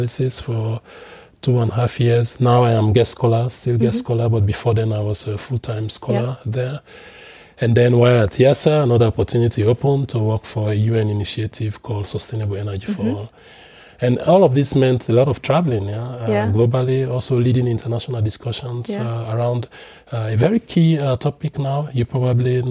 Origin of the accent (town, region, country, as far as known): Sierra Leone; moved away as an adult; also born or lived in Netherlands